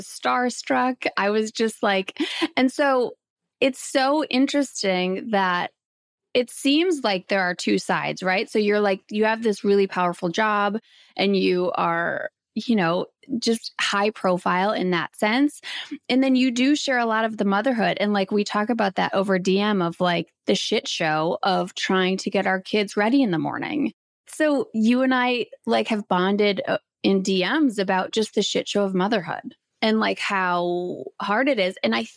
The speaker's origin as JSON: {"language": "English", "region": "Wisconsin", "country": "United States", "tie": "born or raised there", "said": "when I was in the middle of nowhere, Wisconsin"}